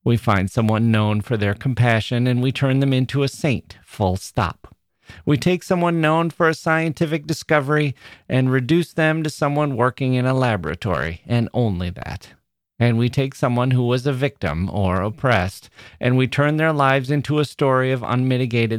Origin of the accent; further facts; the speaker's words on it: Wisconsin, United States; I'm from Wisconsin